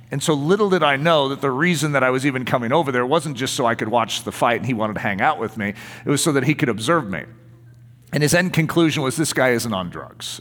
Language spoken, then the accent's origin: English; United States; being an American